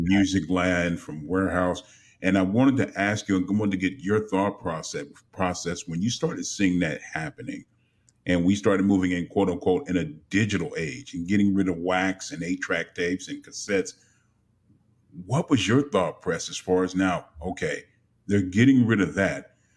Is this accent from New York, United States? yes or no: no; Los Angeles, California, United States; growing up in Los Angeles